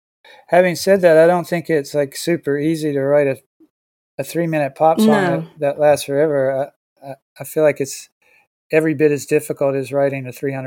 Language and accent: English; Siler City, North Carolina, United States; born there; I was born in Siler City.